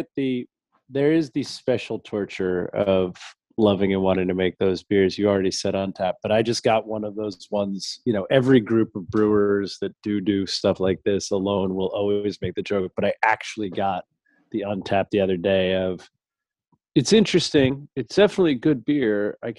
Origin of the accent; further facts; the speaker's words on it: Ohio, United States; How dare he break tradition with Belgium because I'm from Ohio.